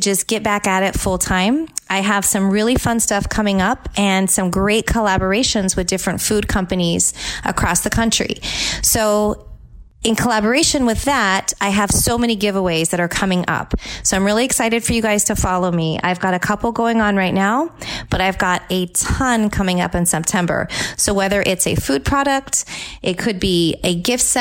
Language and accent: English; California, United States; now in Tampa Bay, United States; my home state of California